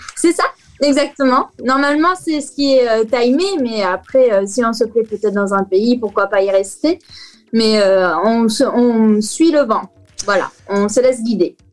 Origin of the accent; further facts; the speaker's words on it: France; moved away as an adult; now in Singapore; je suis une Française